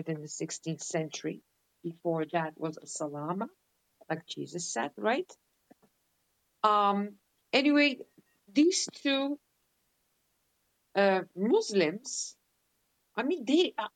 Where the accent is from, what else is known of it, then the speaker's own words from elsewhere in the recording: Netherlands; I'm born and raised in Holland